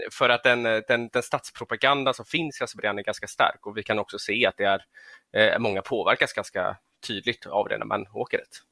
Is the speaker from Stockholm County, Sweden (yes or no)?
no; Gothenburg, Västra Götaland, Sweden; född och uppvuxen i Göteborg